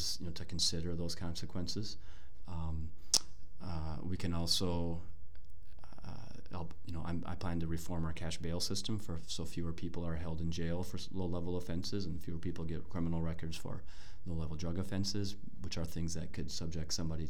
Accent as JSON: {"language": "English", "town": "Brooklyn Center", "region": "Minnesota", "country": "United States", "tie": "born or raised there", "said": "I grew up in Brooklyn Center."}